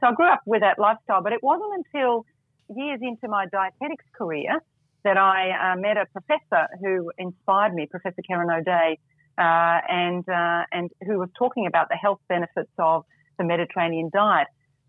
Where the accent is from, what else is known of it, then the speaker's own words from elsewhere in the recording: Melbourne, Victoria, Australia; I'm back in my hometown in Melbourne at the moment.